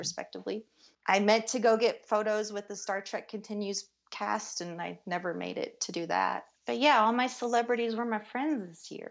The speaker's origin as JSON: {"language": "English", "region": "Kentucky", "country": "United States", "moved": "yes", "lives_now": "Denver, United States", "said": "I'm from Kentucky"}